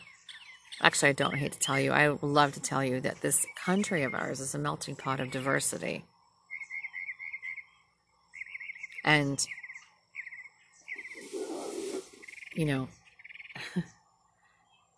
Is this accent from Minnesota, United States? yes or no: yes; Minnesota, United States; moved away; In my hometown. My home state, actually. Say that. I didn't live in Minneapolis. I lived way north compared